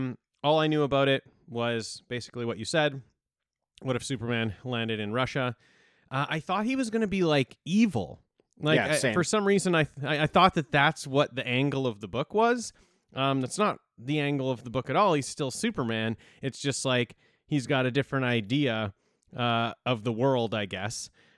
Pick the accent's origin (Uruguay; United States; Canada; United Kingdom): Canada; Yeah, we're just like we're the little brothers to the States.